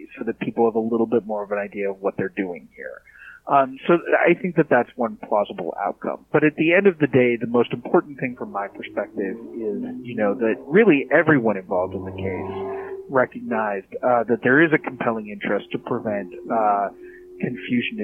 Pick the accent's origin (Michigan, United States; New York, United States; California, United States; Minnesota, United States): Minnesota, United States; Minneapolis; I'm from the Twin Cities, actually. I'm from Minnesota